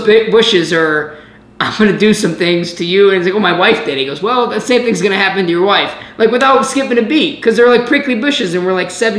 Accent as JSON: {"language": "English", "town": "Buffalo", "region": "New York", "country": "United States", "tie": "born or raised there", "said": "growing up in Buffalo, New York"}